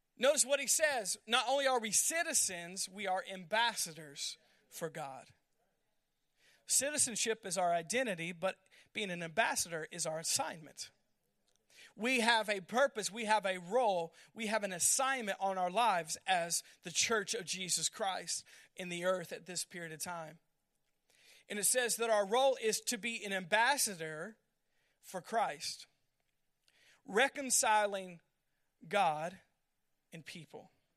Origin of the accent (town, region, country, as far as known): United States